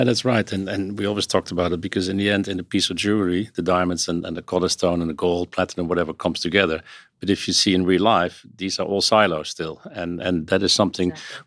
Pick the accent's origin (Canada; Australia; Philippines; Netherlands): Netherlands; accent: Dutch; now in New York, United States; my accent has this Dutch roots